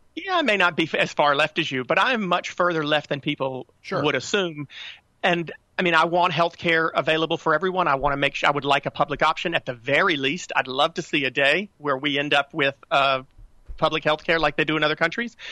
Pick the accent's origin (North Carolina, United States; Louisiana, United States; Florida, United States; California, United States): North Carolina, United States; I grew up in North Carolina, still live in North Carolina